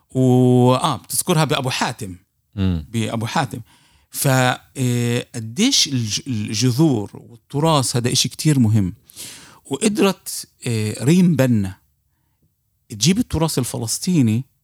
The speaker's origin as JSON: {"language": "Arabic", "country": "Palestine", "said": "ك ك كفلسطيني هي يعني بتذكر المستمعين آه، هنا صغار بالسن"}